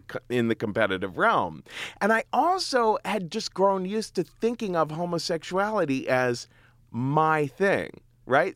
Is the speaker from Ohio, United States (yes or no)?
yes; Cincinnati, Ohio, United States; moved away as an adult; now in New York, United States; I grew up in Cincinnati, Ohio